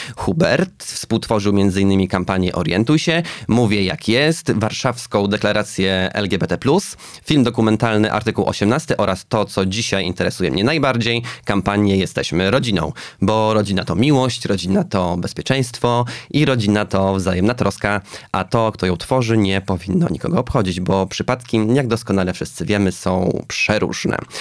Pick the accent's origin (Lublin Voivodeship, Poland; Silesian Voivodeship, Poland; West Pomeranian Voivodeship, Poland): Lublin Voivodeship, Poland; Zamość; jestem z Zamościa Polska B